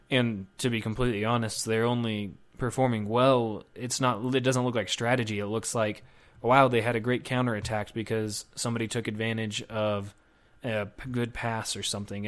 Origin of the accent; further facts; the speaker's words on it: United States; also born or lived in Spain; as an American